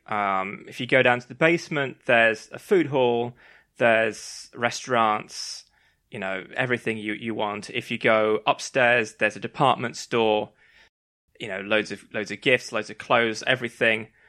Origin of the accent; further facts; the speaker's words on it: London, United Kingdom; as a Londoner